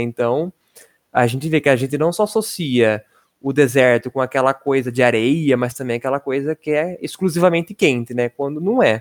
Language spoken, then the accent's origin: Portuguese; interior of São Paulo state, Brazil; accent: interior paulista rolled R; eu sou especialista em puxar R porque eu sou do interior paulista